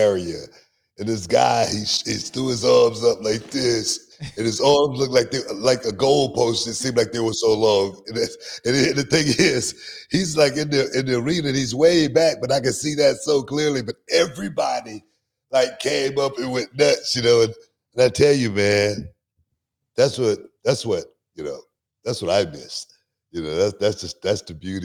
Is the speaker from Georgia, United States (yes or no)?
no; Houston, Texas, United States; born or raised there